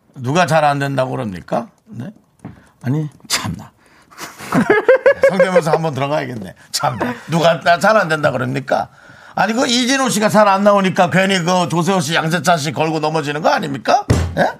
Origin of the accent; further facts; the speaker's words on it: Gangneung, Gangwon, South Korea; moved away; 저희 고향 강릉은